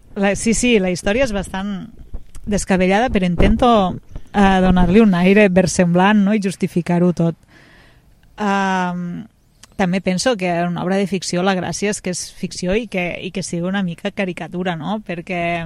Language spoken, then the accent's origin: Catalan; Amposta, Catalonia, Spain; Vaig néixer aquí, uns pares van néixer aquí, uns iaios van néixer aquí